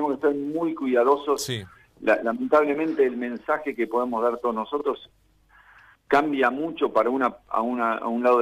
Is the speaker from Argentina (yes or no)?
yes; Argentina; yo soy miembro de la Comisión de Atletas de Argentina y propuse que el mismo ejercicio que habíamos hecho con el Comité Olímpico Internacional lo deberíamos hacer entre argentinos